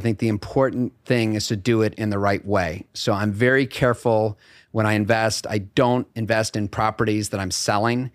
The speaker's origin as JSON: {"language": "English", "town": "Bethesda", "region": "Maryland", "country": "United States", "tie": "born or raised there", "also_born_or_lived": "Burlington, Vermont / Madison, Wisconsin / Hamilton, New York", "moved": "as an adult", "said": "my father was transferred to the Washington Hospital Center. So I was in Bethesda, Maryland for at least ten, fifteen years."}